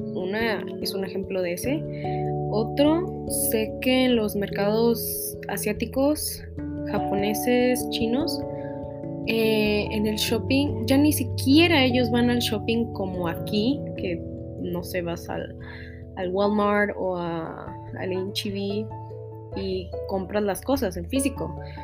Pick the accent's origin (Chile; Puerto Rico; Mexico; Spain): Mexico; como sociedad mexicana